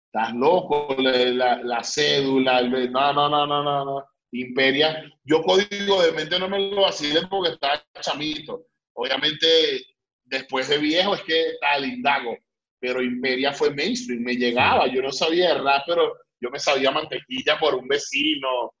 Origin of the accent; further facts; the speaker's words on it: Palo Negro, Aragua, Venezuela; moved away; also born or lived in Tenerife; yo soy de un pueblo, yo, yo no soy ni siquiera de Maracay, sino de las afueras